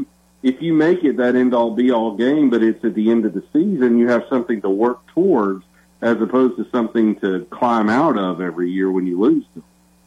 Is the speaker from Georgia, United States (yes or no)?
yes; Georgia, United States; I'm from Georgia.